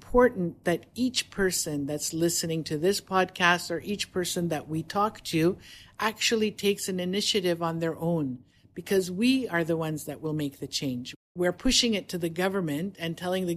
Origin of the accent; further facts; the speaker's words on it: Canada; moved away as an adult; also born or lived in Toronto, Canada; now in Dubai, United Arab Emirates; I come from Canada. We lived in Toronto